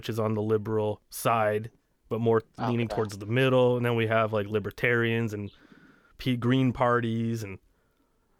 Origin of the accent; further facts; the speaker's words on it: New Jersey, United States; accent: Jersey; My Jersey accent comes out when I say coffee.